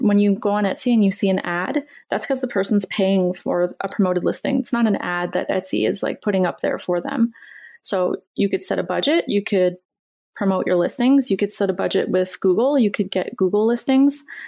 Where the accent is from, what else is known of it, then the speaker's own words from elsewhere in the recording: Canada; I'm Canadian